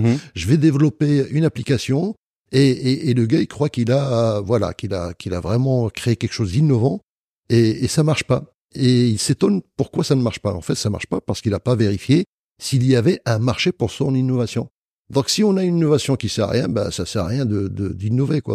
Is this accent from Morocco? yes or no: yes; Marrakesh, Marrakesh-Safi, Morocco; je suis né à Marrakech